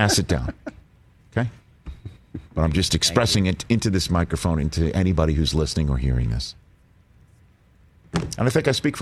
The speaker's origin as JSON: {"language": "English", "region": "New York", "country": "United States", "said": "the New Yorker"}